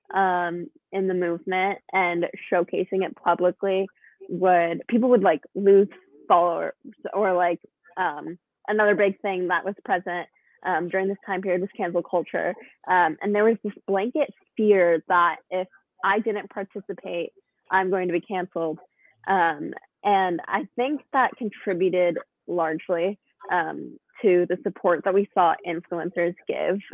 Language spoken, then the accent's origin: English; Woodinville, Washington, United States; I am from Woodville, Washington